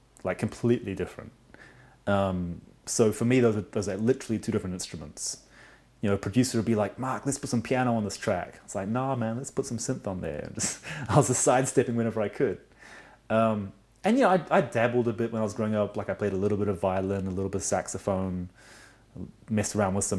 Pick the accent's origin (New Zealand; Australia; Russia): New Zealand; Auckland; I was born and grew up mostly in Auckland, New Zealand.